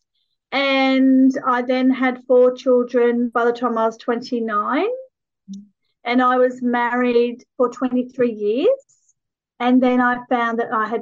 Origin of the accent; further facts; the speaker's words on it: Sydney, New South Wales, Australia; also born or lived in Nambucca Heads, New South Wales; I grew up in Sydney, and then my parents actually owned hotels. And so we were then moved on to a little town in the mid-north coast of New South Wales called Nambucca Heads